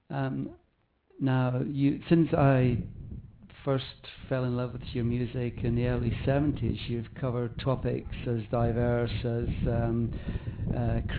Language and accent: English; London, United Kingdom; I'm from London.